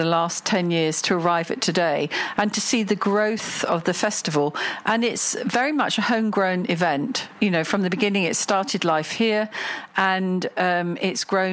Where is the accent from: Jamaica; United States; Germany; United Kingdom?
United Kingdom; Cambridge, East of England; moved away as an adult; now in Dubai, United Arab Emirates; I grew up in Cambridge in the United Kingdom, and very fortunate, had a wonderful childhood